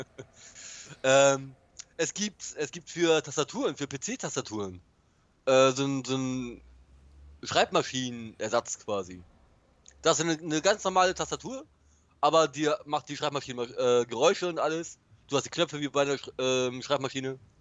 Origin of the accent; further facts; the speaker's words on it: Bremen, Germany; ich bin halt Bremer